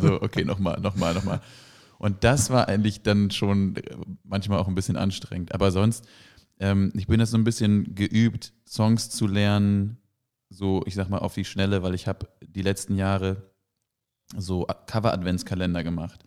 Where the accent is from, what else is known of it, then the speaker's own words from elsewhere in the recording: Flensburg, Schleswig-Holstein, Germany; in meiner Heimatstadt und um meine Heimatstadt in Flensburg rum.